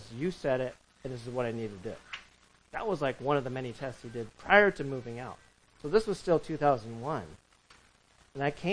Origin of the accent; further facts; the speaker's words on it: Orange County, California, United States; moved away as an adult; now in New York City, United States; I was a kid growing up in California